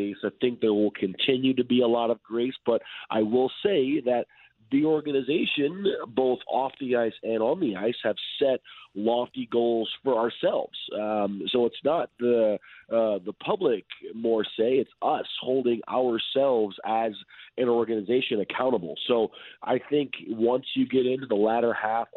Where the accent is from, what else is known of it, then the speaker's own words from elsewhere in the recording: Detroit, Michigan, United States; also born or lived in St. Louis; now in Seattle, United States; I'm from Detroit